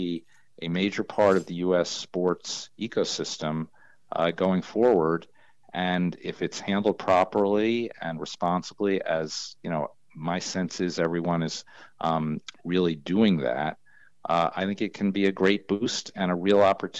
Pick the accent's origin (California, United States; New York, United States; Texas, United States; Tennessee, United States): New York, United States; when I was growing up in New York, I used to hang out at horse racetracks all the time